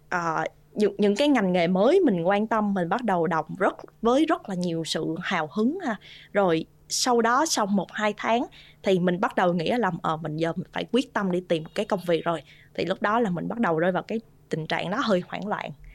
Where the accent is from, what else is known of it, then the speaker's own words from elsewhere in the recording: Vietnam; moved away; có một mình mình người Việt Nam trong cái khóa học